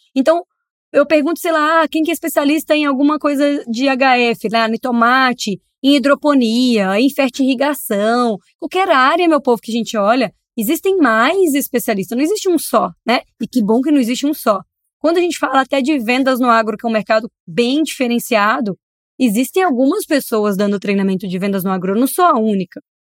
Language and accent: Portuguese; Brazil; como brasileiro, como torcedor